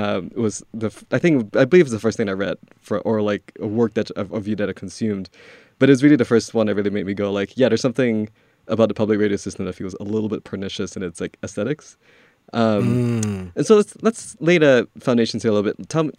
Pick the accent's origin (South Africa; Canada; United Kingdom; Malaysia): Malaysia; So I was born and raised in Malaysia. So I have, I go back and forth between very sort of Creole, like Malaysian slang to essentially something that sounds like the BBC, which is what I grew up like watching.